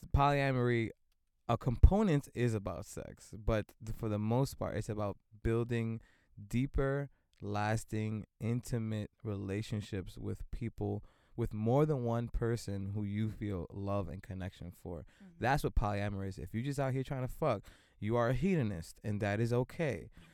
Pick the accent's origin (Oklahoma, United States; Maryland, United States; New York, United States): New York, United States; New York City; born and raised in Brooklyn, multidisciplinary artist.